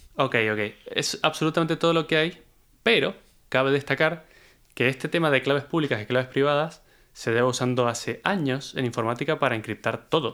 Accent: Argentina; moved away; cuando yo me fui de Argentina

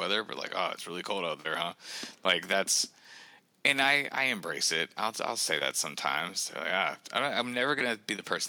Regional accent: the South, United States; now in Saint Paul, United States; I'm from the South originally

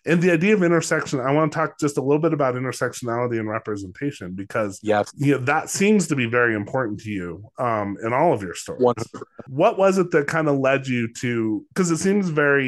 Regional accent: New Mexico, United States; growing up in New Mexico

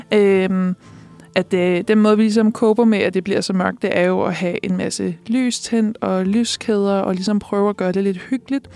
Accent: Næstved, Zealand, Denmark; now in Copenhagen, Denmark; det afslører min dialekt måske, men jeg er jo ikke fra København. jeg er jo fra Næstved

